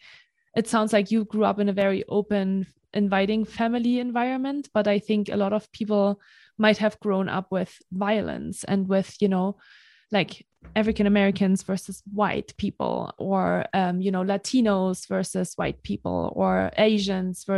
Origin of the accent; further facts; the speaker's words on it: Germany; also born or lived in Marseille, France; now in United States; I grew up in Germany, right? Like, I'm German